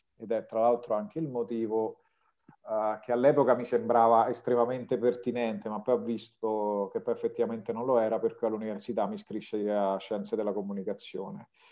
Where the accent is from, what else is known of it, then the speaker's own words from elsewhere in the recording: province of Rome, Lazio, Italy; moved away as an adult; also born or lived in Russia; sono nato e cresciuto in provincia di Roma.